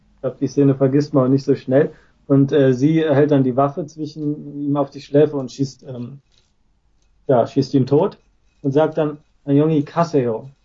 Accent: Germany; now in Japan; als Deutscher

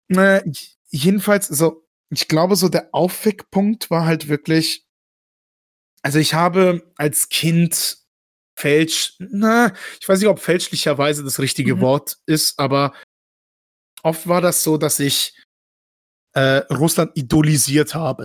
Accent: Baden-Württemberg, Germany; dass ich in Deutschland mein ganzes Leben ja. aufgewachsen bin

